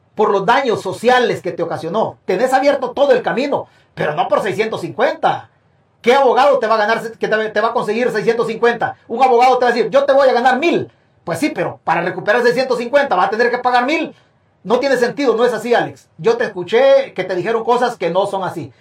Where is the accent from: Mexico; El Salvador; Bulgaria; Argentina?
El Salvador; es mi tierra